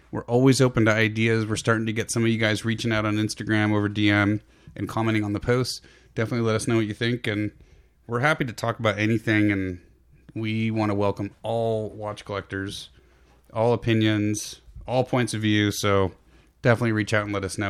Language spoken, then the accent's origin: English; San Francisco Peninsula, Bay Area, California, United States; now in Sacramento foothills, United States; Both P G and I grew up on the peninsula between San Jose and San Francisco